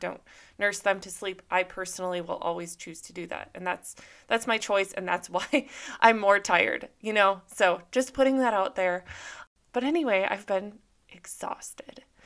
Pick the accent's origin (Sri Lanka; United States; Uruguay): United States; Minnesota; now in Southern California, United States; I grew up in Minnesota